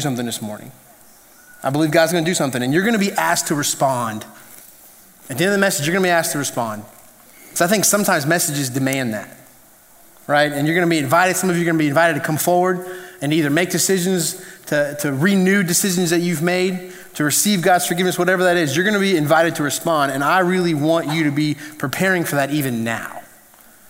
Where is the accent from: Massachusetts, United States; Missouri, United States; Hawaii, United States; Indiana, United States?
Indiana, United States; now in South Carolina, United States; I'm from Indiana originally